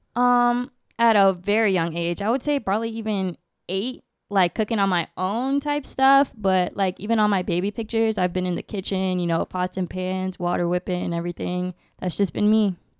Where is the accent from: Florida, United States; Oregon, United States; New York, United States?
Florida, United States; Orlando; also born or lived in Bridgeport, Connecticut; I'm from Bridgeport, Connecticut, but I moved here to Orlando, Florida when I was, like, four, so I kinda just claim Orlando